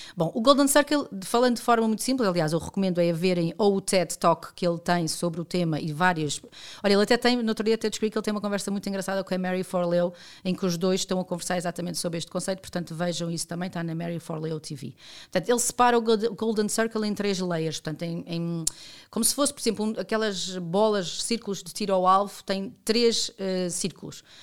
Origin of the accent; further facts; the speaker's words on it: Portugal; como cidadão e como portuguesa